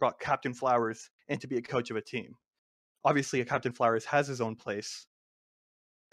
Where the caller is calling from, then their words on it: Temple, Texas, United States; I am calling from Temple, Texas.